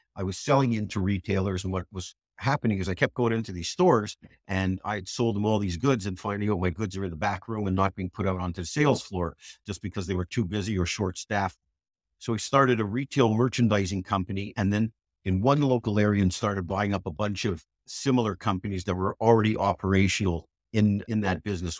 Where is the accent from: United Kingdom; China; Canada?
Canada; Montreal, Quebec; moved away; I was living in Canada, I grew up in Canada, Montreal